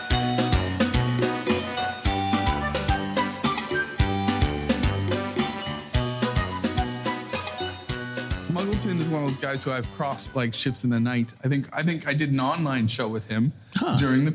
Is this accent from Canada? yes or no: yes; Canada; I grew up in Canada